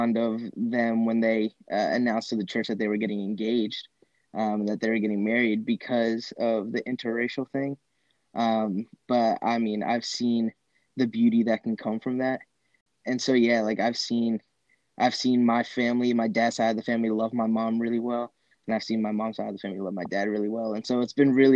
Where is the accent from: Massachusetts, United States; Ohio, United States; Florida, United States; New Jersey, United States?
New Jersey, United States; I grew up in North Jersey. I've lived up there my whole life